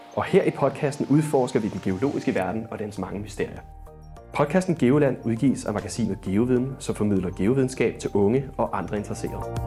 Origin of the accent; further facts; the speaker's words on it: Vestegnen, Copenhagen suburbs, Capital Region of Denmark, Denmark; vi er tættere på min hjemstavn her i de københavnske forsteder. Vi er nemlig i Vestegnen